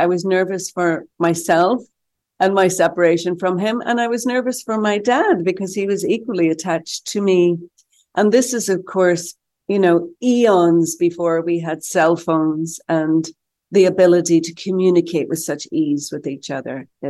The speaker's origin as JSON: {"language": "English", "country": "Ireland", "tie": "born or raised there", "said": "No, well, I don't think growing up in Ireland the way I did, that I could imagine that my life has been so fruitful and so fun."}